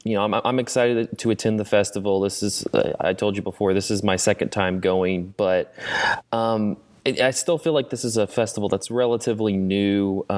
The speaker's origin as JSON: {"language": "English", "town": "Chattanooga", "region": "Tennessee", "country": "United States", "tie": "born or raised there", "said": "my hometown of Chattanooga."}